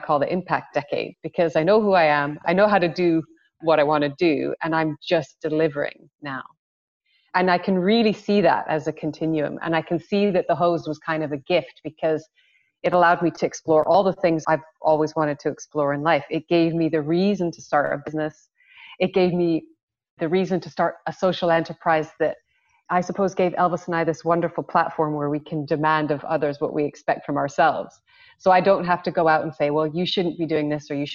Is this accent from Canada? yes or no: yes; Western Canada, Canada; moved away as an adult; also born or lived in Hong Kong; I grew up in Western Canada